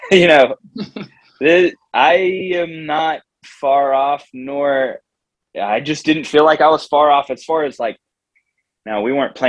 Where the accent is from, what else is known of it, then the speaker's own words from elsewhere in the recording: Jacksonville, Florida, United States; I grew up in Jacksonville